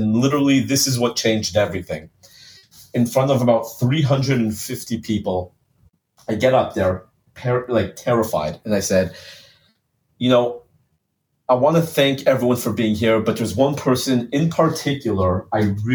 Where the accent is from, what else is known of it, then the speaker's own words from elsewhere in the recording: Los Angeles, California, United States; I grew up a spoiled LA boy